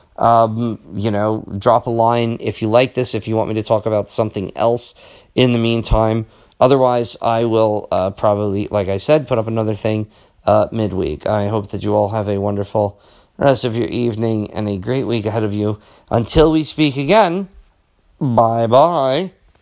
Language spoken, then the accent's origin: English; South River, New Jersey, United States; I grew up in South River